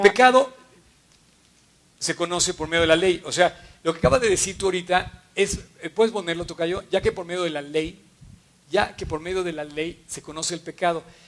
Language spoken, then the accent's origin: Spanish; Mexico; Me fui a un viaje fuera de México un año y cuando regreso lo veo transformado